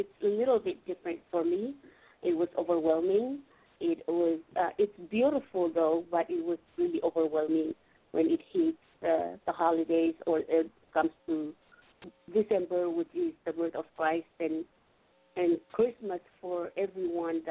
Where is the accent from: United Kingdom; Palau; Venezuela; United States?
Palau; I am from the island of Palau